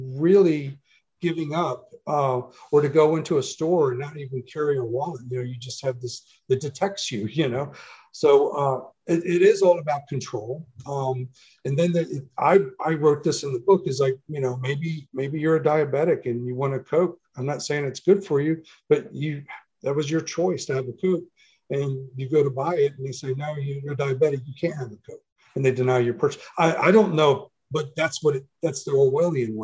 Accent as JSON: {"language": "English", "country": "Germany", "tie": "born or raised there", "moved": "yes", "said": "when I grew up in Germany, I used to go to the farm"}